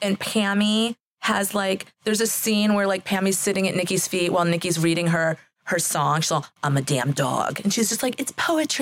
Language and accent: English; Massachusetts, United States; I grew up in Massachusetts